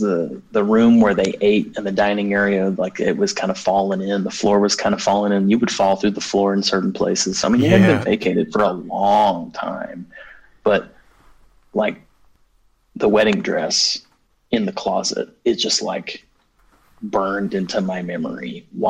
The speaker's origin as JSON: {"language": "English", "country": "United States", "tie": "born or raised there", "said": "I grew up in Native American country."}